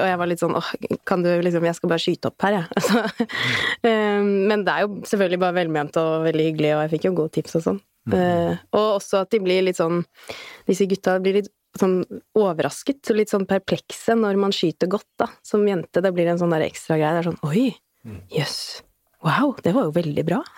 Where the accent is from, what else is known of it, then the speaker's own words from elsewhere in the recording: Bærum, Akershus, Norway; kommer jeg fra Bærum